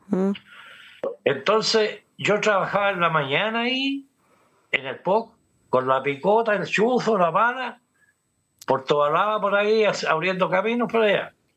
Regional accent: Santiago, Santiago Metropolitan Region, Chile; also born or lived in Peñalolén; Yo recuerdo cuando niño también veía por Guillermo Man para allá, eh, de Pedro al día hacia abajo

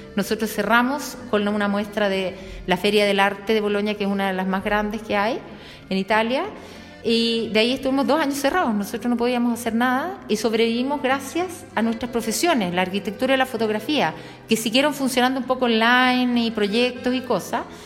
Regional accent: Chile; now in Bologna, Italy; soy chilena

